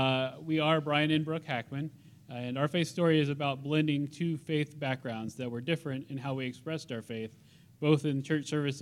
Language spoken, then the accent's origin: English; Columbus, Indiana, United States; I was born and raised in Columbus, Indiana, which is an hour south of Indianapolis. My parents are devout Missouri Synod Lutheran Christians and still live there